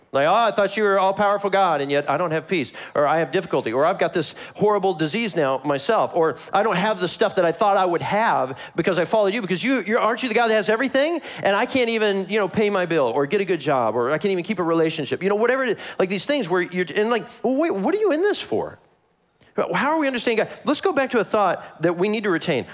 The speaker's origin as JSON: {"language": "English", "town": "Kansas City", "country": "United States", "said": "I am from Kansas City."}